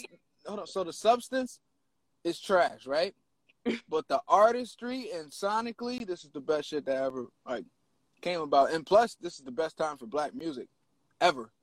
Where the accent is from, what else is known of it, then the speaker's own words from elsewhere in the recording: Penns Grove, New Jersey, United States; I am from Penns Grove, New Jersey, probably like one of the smallest towns in Jersey